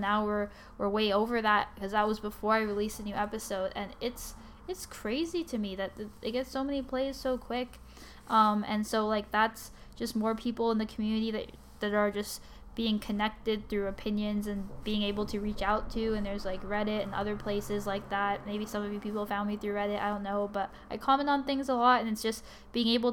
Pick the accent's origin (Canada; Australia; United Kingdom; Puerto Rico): Canada; I'm also Canadian